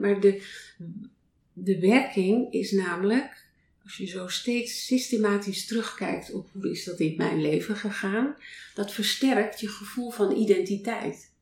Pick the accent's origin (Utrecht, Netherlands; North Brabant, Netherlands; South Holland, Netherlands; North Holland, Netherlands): North Holland, Netherlands; moved away; ik ben op een boerderij geboren in Noord-Holland